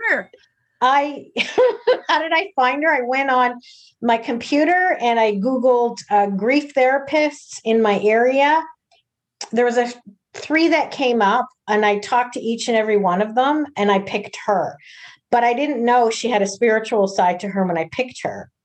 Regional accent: Toronto, Ontario, Canada; I'm from the Toronto area

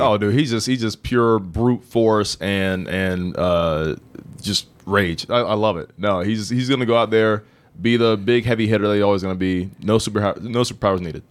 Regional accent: Indiana, United States; I'm from Indiana

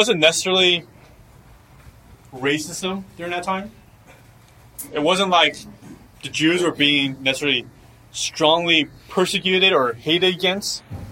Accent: United States; growing up here, being American, but yet come from a different ethnicity

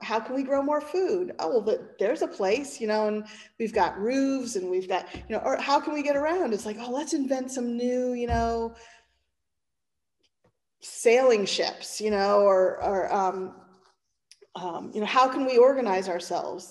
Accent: Pennsylvania, United States; I'm from Pennsylvania, and Pennsylvania is right next to New Jersey

